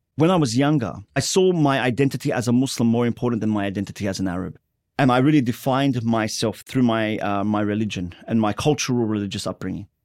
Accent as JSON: {"language": "English", "town": "Sydney", "region": "New South Wales", "country": "Australia", "tie": "born or raised there", "also_born_or_lived": "Lakemba, Sydney", "said": "I was born in Sydney's Inner West to a first generation Lebanese migrant family"}